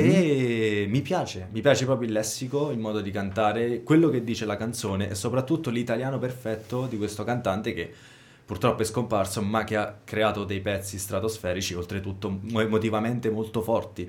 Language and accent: Italian; Roccafluvione, Marche, Italy; also born or lived in Apulia; io sono di Roccafluvione